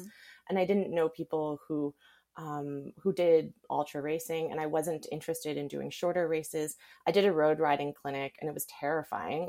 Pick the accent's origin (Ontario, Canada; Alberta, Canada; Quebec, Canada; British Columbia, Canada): British Columbia, Canada; Surrey; now in Kelowna, Canada; I grew up in Surrey in the lower mainland